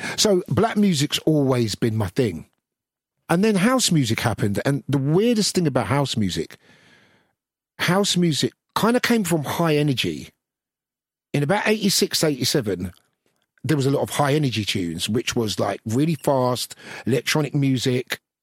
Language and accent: English; London, United Kingdom; growing up in Brixton